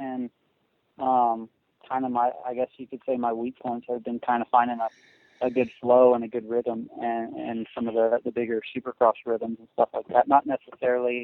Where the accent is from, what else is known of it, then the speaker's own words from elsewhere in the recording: Missouri, United States; I'm from Missouri, so I'm used to riding and a little bit of mud